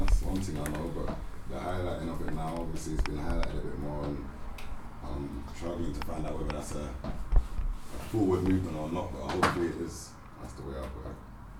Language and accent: English; Kent, South East England, United Kingdom; I grew up in Kent.